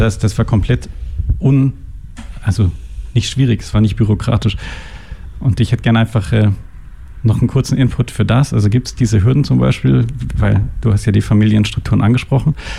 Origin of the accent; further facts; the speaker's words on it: Germany; now in Switzerland; ich komme aus Deutschland und meine Mutter äh, war Krankenschwester